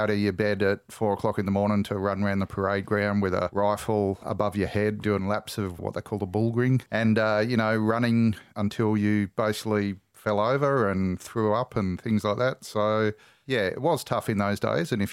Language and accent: English; Australia; Well, I grew up all around Australia because my father was in the Navy.